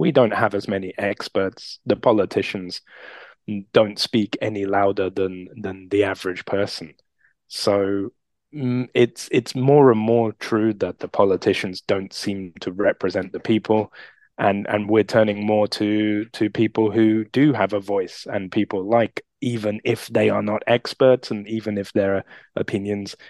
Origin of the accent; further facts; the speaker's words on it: United Kingdom; being British